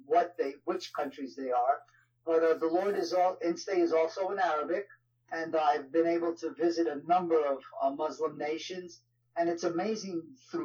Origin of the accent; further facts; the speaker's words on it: New York, United States; accent: New York; my wife kids me with my New York accent